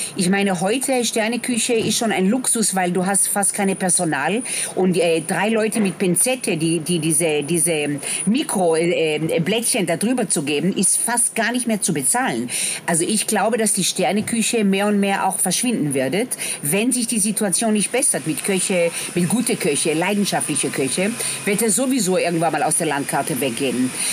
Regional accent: Tel Aviv, Tel Aviv District, Israel; moved away; wir kommen aus Tel Aviv

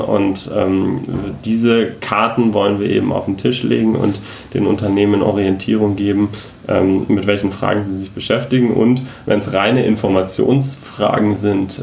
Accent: Munich, Bavaria, Germany; also born or lived in Frankfurt; seit Anfang des Jahres wieder in meiner Heimat hier in äh, Oberbayern, äh, im schönen München bin

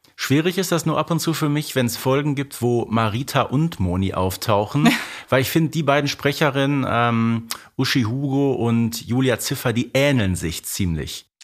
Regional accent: Herten, North Rhine-Westphalia, Germany; bei uns im Ruhrgebiet sagt man Glück auf

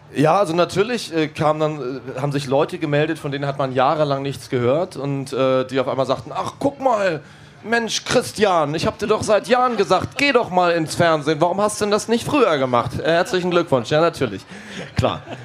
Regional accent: Hamburg, Germany; wir kommen aus Hamburg

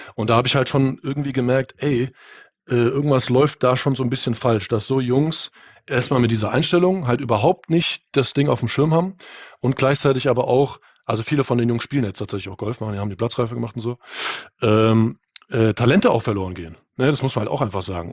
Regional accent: Germany; bei uns in Deutschland

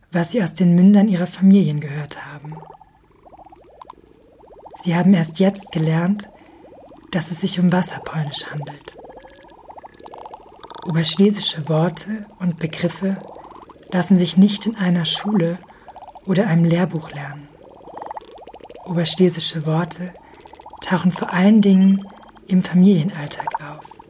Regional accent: Germany; born there; Wir sind alle in Deutschland geboren

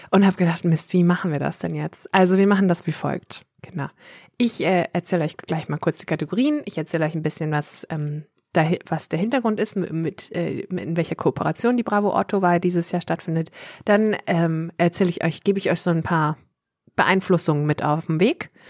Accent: Worpswede, Lower Saxony, Germany; ich komme ja aus Hopswede. Und ähm, wir wissen ja alle, dass Johann Strate auch aus Worpswede kommt.

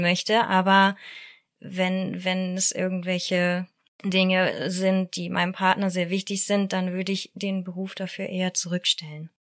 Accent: Hamburg, Germany; Ich komme aus Hamburg.

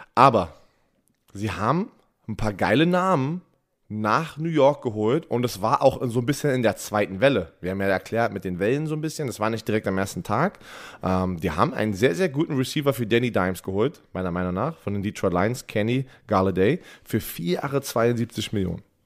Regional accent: Germany; bei uns in Deutschland

